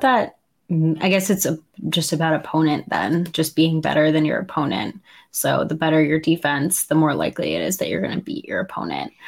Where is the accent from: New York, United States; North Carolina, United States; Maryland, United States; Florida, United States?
New York, United States; as a New Yorker